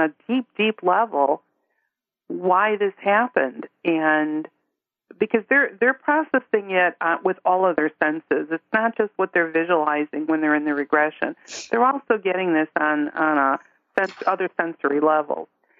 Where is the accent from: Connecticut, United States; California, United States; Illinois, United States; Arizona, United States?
Illinois, United States; Chicago; I grew up in Chicago, but that never felt like home